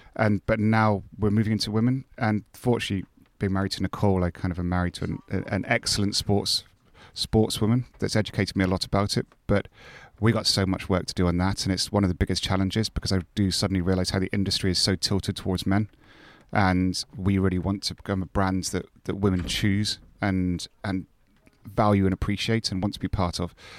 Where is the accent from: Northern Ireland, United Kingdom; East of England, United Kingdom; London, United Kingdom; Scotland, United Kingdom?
Scotland, United Kingdom; moved away; I'm Scottish and have, know quite a lot of people up there